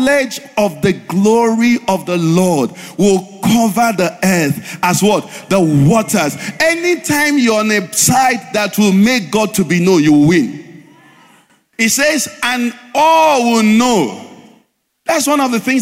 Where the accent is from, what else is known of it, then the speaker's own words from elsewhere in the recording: Nigeria; we are planted in Nigeria in this season